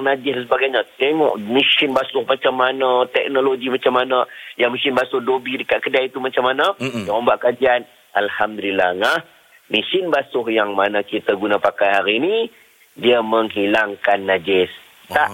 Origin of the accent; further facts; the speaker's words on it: Penang, Malaysia; saya orang Penang